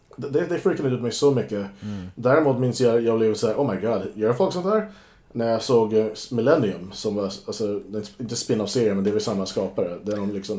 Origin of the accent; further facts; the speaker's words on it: United States; moved away; när jag var barn i USA